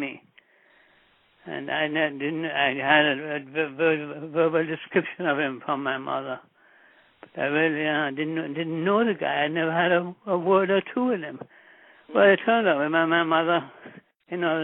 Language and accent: English; Kingston, Jamaica; moved away; I was born in Jamaica at the Jubilee Hospital in downtown Kingston